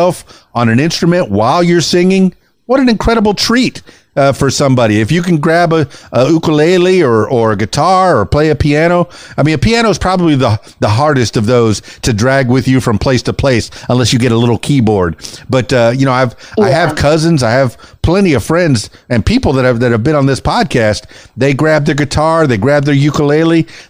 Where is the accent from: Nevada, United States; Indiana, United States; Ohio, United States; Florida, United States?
Florida, United States; Miami; first language Spanish; English is a second language; now in Arkansas, United States; I was born and raised in Miami, you know, but I'm losing my Spanish since I moved to Arkansas